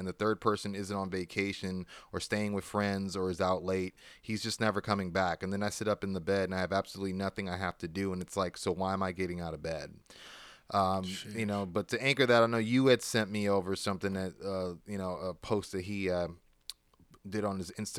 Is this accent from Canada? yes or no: yes; Canada; Thing is, I'm Canadian, so to bring me in for a one-off, they have to get a work visa.